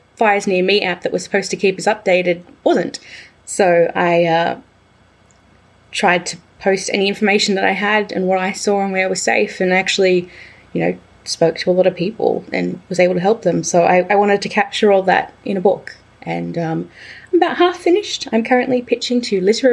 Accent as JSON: {"language": "English", "town": "Batemans Bay", "region": "New South Wales", "country": "Australia", "tie": "born or raised there", "moved": "yes", "lives_now": "Melbourne, Australia", "said": "I returned to my hometown of Batemans Bay"}